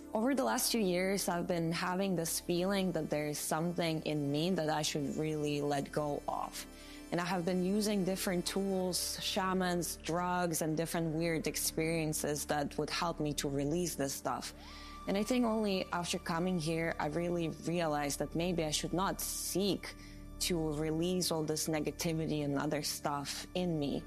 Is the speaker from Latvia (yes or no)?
yes; Latvia; my home country, Latvia